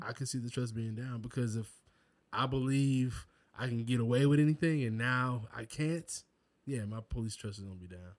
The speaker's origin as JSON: {"language": "English", "region": "South Carolina", "country": "United States", "moved": "yes", "lives_now": "Georgia, United States", "said": "I'm from South Carolina"}